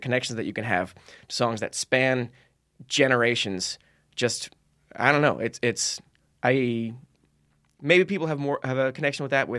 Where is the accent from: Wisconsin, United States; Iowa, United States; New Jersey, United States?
New Jersey, United States; I grew up in New Jersey.